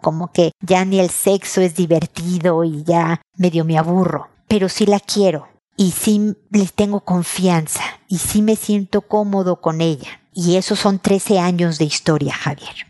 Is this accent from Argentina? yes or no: no; Mexico; now in Chile; de México, de mi país o de Chile donde vivo